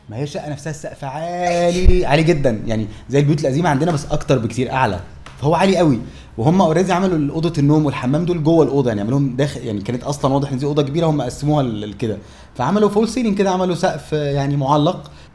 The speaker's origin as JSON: {"language": "Arabic", "country": "Egypt"}